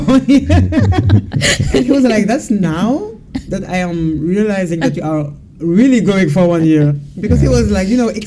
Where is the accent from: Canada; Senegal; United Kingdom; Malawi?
Senegal; moved away as an adult; now in France; I was born and raised in Senegal.